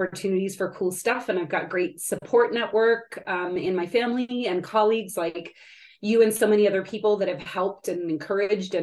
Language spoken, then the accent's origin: English; California, United States; I'm from California originally.